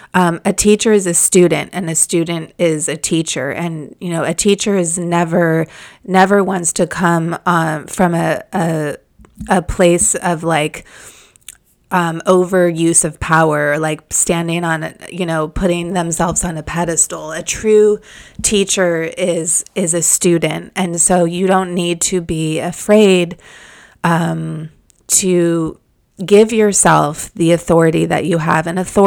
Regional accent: Malibu, California, United States; I live in the neighborhood that I grew up in Malibu, and there's just beautiful trees surrounding the streets

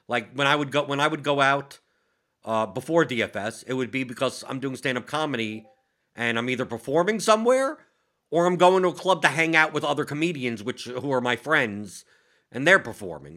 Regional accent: New York, United States; I'm from New York

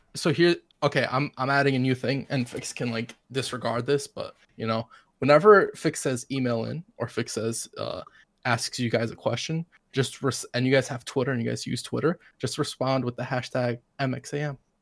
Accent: New York, United States; I'm from New York

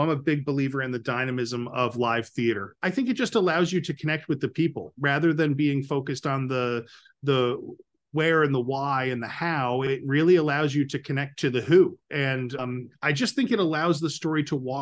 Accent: Capital Region, New York, United States; I've lived in the Capital Region my entire life

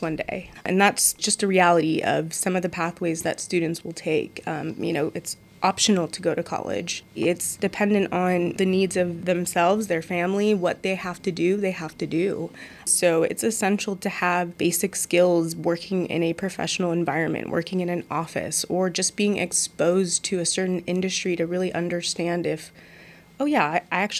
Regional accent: San Rafael, California, United States; I am a San Rafael native, born and raised in Marin County, deep roots in the Bay Area

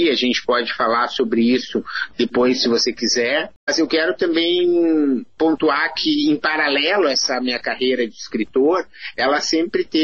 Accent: Santa Maria, Rio Grande do Sul, Brazil; escrevia em jornais ainda na minha cidade natal, que é Santa Maria, no Rio Grande do Sul

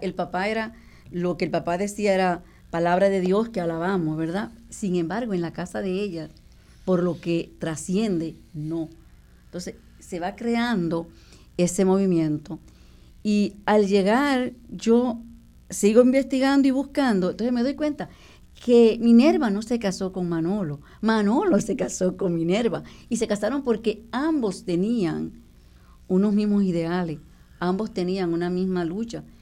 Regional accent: Dominican Republic; moved away as an adult; now in Puerto Rico; nosotros crecimos en la República Dominicana

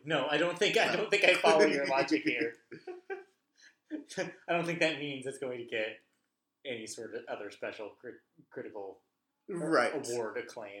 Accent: Southern California, United States; obviously we're from Southern California

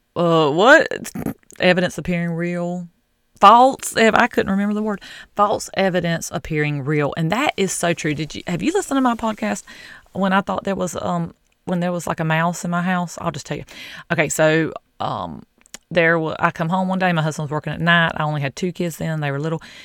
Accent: the South, United States; I'm from the South

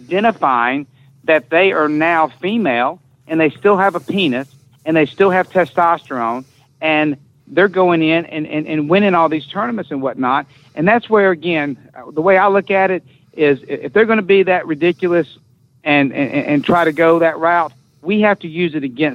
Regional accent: Southeastern United States, United States; I'm going to stay in my hometown and in my Southeastern United States

